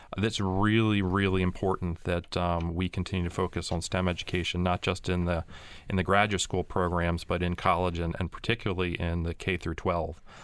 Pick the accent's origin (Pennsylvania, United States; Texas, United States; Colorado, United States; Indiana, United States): Pennsylvania, United States; I'm from Pennsylvania, I'm a hometown boy